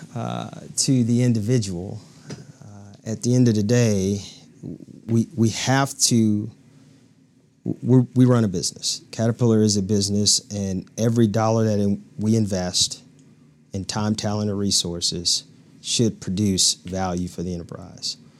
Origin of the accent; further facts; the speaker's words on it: Louisiana, United States; moved away as an adult; now in Peoria, Illinois, United States; born and raised in Louisiana, a small town, population twenty-five hundred people